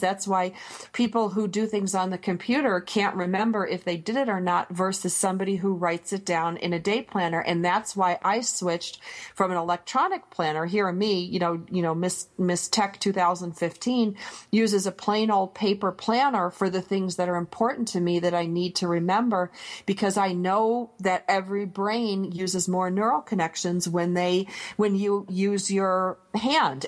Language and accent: English; Michigan, United States; I grew up near the Canadian border, and we got Sault Ste. Marie channel